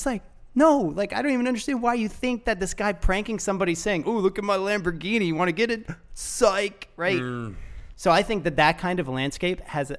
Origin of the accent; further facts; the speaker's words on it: Florida, United States; And I'm not from Toronto. Mm-hmm. I'm from Florida.